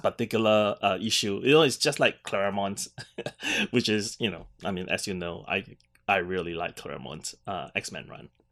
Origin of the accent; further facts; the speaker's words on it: Singapore; being Singaporean